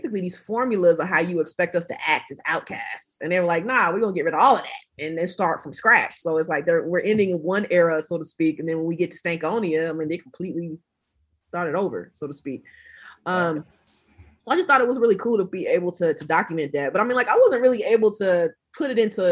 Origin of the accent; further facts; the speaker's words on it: South Georgia, United States; I'm from Georgia. I'm from South Georgia